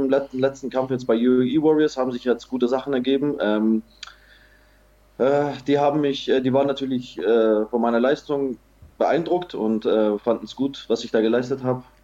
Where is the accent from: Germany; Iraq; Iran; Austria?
Iraq; Erbil, Kurdistan Region; in Nordirak, in die autonome Regierung Kurdistan, in meine Heimatstadt Erbil kommt